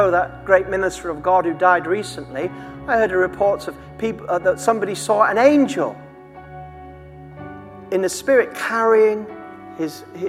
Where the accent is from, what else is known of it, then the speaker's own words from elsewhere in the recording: Durham, North East England, United Kingdom; I was born, my mother was a 15-year-old single girl in just outside Durham. I was born in Queen Victoria Hospital, Christmas Day, 1968. And 3 months later, I was adopted by my mother and father, my father was a lecturer at Durham University